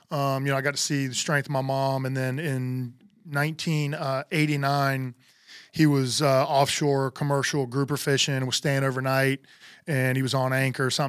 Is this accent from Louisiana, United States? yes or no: no; Homestead, Florida, United States; born there; Uh, I was born in Homestead, Florida, which is down south of Miami.